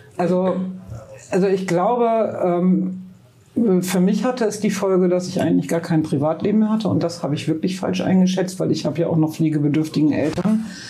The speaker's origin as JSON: {"language": "German", "town": "Münster", "region": "North Rhine-Westphalia", "country": "Germany", "tie": "born or raised there", "moved": "as an adult", "lives_now": "Bremen, Germany", "said": "ich bin in Münster geboren. Meine mhm. Familie kommt aber aus Bremen"}